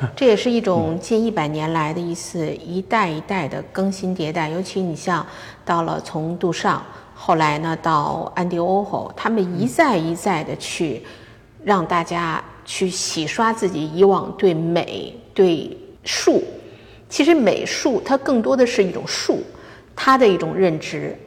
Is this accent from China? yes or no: yes; China; moved away as an adult; now in Los Angeles, United States; 我们是生长在 中国的那种环境下